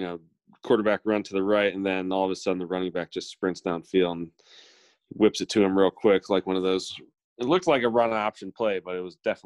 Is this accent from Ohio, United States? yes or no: yes; Canton, Ohio, United States; moved away; my hometown of Canton, Ohio